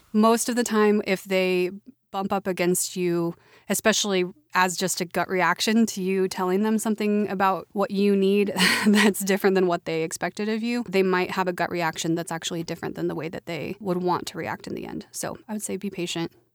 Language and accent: English; Oklahoma City, Oklahoma, United States; moved away as an adult; I grew up in Oklahoma City, or a suburb, rather, of Oklahoma City.